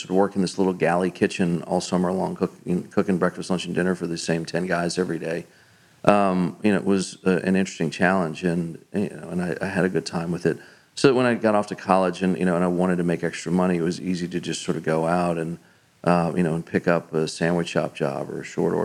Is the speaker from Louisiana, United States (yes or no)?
yes; New Orleans, Louisiana, United States; now in Oxford, Mississippi, United States; I grew up in New Orleans